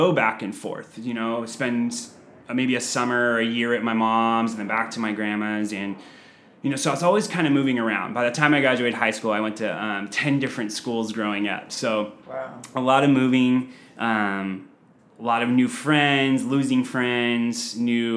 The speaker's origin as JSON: {"language": "English", "town": "San Diego", "region": "California", "country": "United States", "tie": "born or raised there", "said": "I'm 36 years old, born and raised in San Diego"}